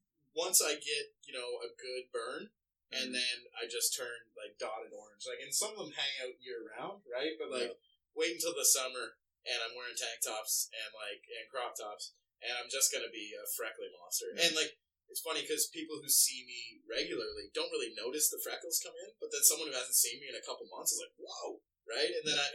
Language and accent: English; United Kingdom; Because I am so British that, like... Mm. I'm clear. Like, I'm a shade above clear.